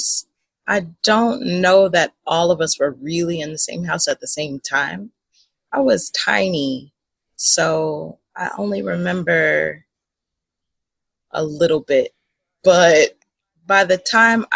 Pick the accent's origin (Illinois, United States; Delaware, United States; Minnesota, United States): Illinois, United States; Southern; I grew up in Southern Illinois